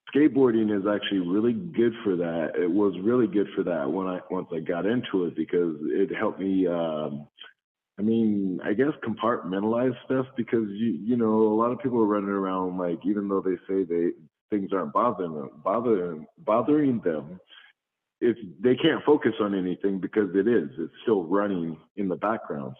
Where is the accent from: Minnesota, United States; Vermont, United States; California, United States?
California, United States; San Jose; also born or lived in Compton, California; we grew up in Compton, so there the gang and stuff and all that. But um, uh, once I got into San Jose, San Jose was just really diverse